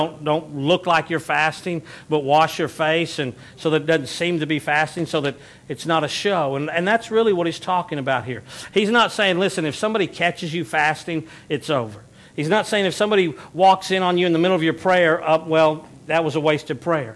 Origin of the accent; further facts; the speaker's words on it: Texas, United States; we're from the South, especially those of us that are Texans